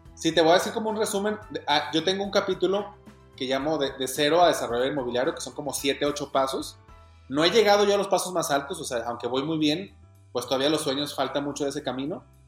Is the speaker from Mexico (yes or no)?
yes; Guadalajara, Jalisco, Mexico; Soy de Guadalajara, Jalisco, en México